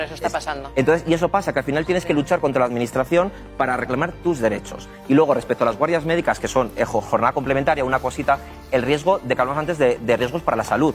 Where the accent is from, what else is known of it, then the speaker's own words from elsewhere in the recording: Salamanca, Castile and León, Spain; moved away as an adult; now in Madrid, Spain; yo soy de Salamanca, vine aquí a trabajar